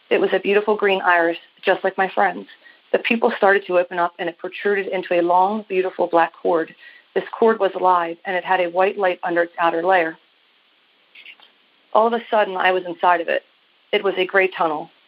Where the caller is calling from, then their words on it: Maryland, United States; I am calling you from Maryland.